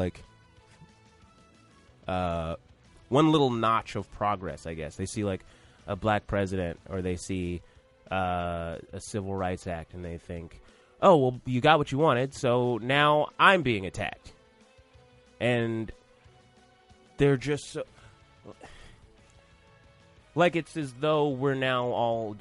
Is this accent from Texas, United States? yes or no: no; Atlanta, Georgia, United States; I'm from Atlanta